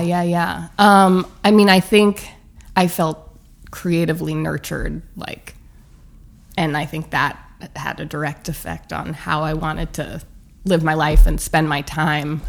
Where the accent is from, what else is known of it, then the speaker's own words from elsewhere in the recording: Santa Monica, California, United States; now in New York, United States; I grew up in Santa Monica, which was like much sleepier